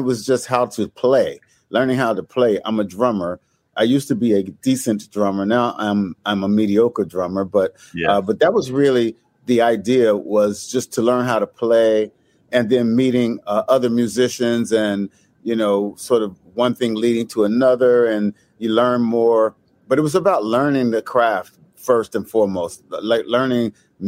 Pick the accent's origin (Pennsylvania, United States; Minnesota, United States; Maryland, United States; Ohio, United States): Ohio, United States; Cincinnati; moved away; I'm from Cincinnati, Ohio